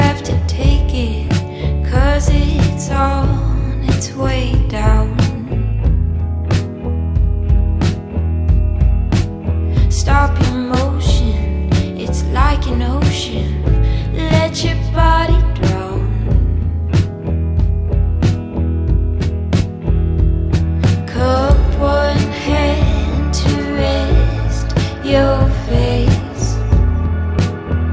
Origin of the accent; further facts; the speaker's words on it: Eugene, Oregon, United States; growing up in Eugene, Oregon, hippie town